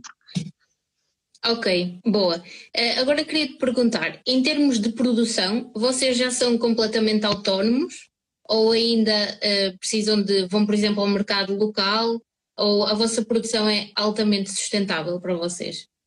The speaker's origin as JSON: {"language": "Portuguese", "town": "São João da Madeira", "region": "Norte", "country": "Portugal", "tie": "born or raised there", "said": "eu sou de São João da Madeira e na altura em que eu estudava aqui na escola secundária"}